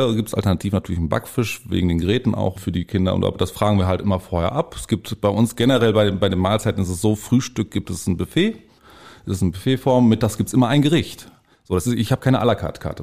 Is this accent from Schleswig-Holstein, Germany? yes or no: no; Bielefeld, North Rhine-Westphalia, Germany; moved away; also born or lived in Bad Oeynhausen / Detmold / Lippe; ich bin ein äh, gebürtiges Stadtkind. Ich bin äh, mitten in Bielefeld aufgewachsen